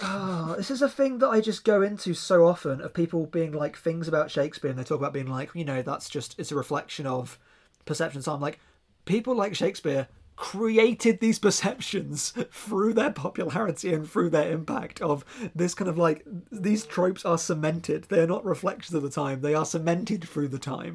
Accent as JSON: {"language": "English", "area": "near Reading", "region": "South East England", "country": "United Kingdom", "accent": "near Reading", "said": "my actual accent from being down near Reading"}